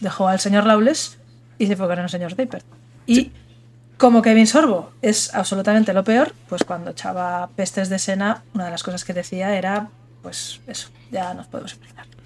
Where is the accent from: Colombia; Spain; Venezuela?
Spain; soy española